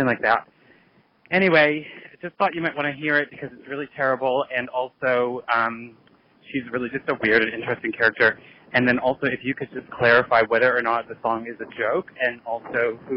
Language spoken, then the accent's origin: English; United States; now in Sydney, Australia; calling you from Sydney, Australia. Yes, I am American